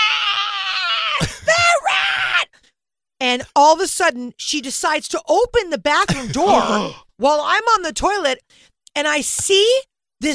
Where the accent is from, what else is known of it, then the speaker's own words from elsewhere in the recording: Los Angeles, California, United States; I grew up in Bel Air